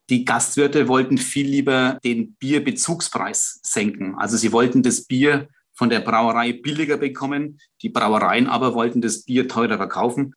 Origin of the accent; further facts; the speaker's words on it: Bamberg, Bavaria, Germany; bei uns in Bamberg. Habe dann, wie gesagt, Geografie studiert, bin in Bamberg geblieben nach dem Abitur am Kaiser-Heinrich-Gymnasium